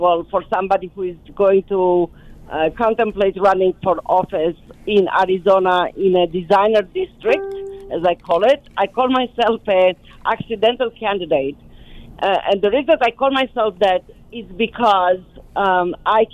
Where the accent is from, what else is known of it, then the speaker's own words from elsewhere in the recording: Romania; moved away as an adult; now in United States; coming to America after growing up in Romania